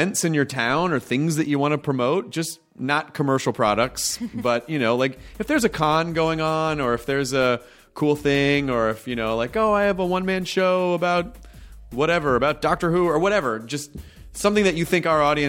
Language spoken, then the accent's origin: English; Miami, Florida, United States; Well, see, when I grew up in Miami, my mom grew up in Miami, and I lived in Miami when I was a kid.